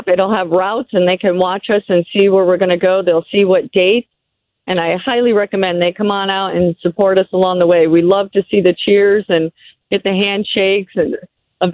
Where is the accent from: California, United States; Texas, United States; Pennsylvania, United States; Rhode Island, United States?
Rhode Island, United States; I'm from Rhode Island